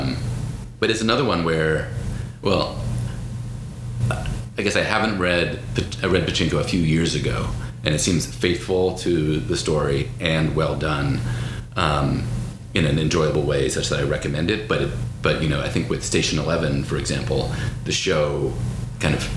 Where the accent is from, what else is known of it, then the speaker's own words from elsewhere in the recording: Pennsylvania, United States; although I'm from Pennsylvania, I didn't grow up a Sixers fan.